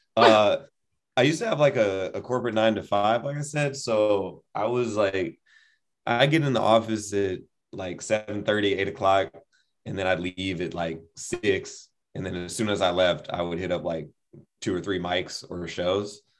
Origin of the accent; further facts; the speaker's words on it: San Jose, California, United States; also born or lived in Bloomington, Illinois / Los Angeles / San Francisco; I was born in Bloomington, Illinois. And then we moved to California. And then I grew up in San Jose